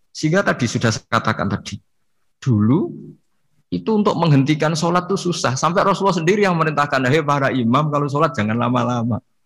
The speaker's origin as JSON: {"language": "Indonesian", "region": "Pantura", "country": "Indonesia", "said": "saya ini orang Pantura, jadi kalau ngomong lebih lebih keras, lebih vulgar."}